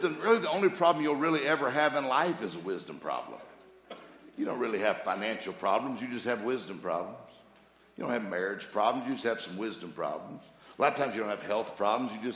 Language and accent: English; Mississippi, United States; I'm from Mississippi. Different. She's a northerner. I'm a southerner